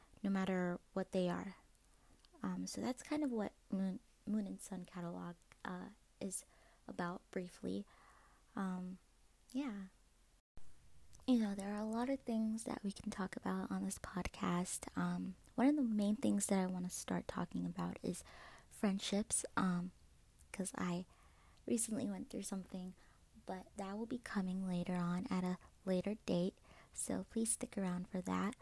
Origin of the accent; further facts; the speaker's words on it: Maryland, United States; I'm from Maryland